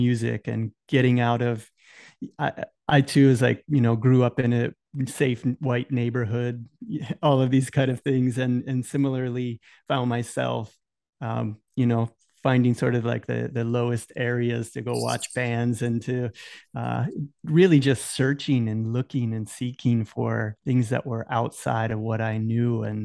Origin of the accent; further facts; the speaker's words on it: Tampa, Florida, United States; I'm here from Tampa.